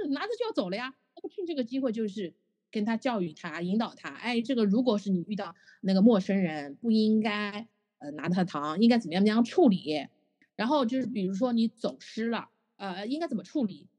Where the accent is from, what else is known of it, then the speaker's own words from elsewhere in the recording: Shanghai, China; 我们上海话